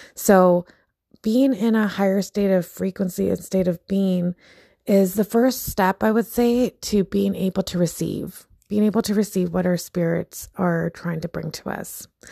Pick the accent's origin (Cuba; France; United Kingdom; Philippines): Philippines; I'm Filipino